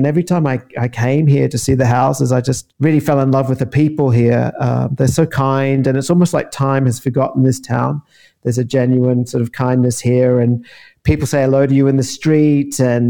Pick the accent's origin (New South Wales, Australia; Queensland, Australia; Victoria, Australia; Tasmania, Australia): Queensland, Australia; moved away as an adult; also born or lived in London, United Kingdom; now in Mussomeli, Italy; I'm from Queensland. I left many years ago, went backpacking, really. 1998 it was. Ended up loving London, loving living in that country and having access to Europe.